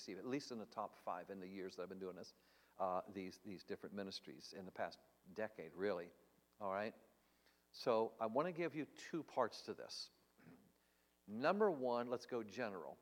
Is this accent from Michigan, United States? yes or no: no; Tennessee, United States; I come from Tennessee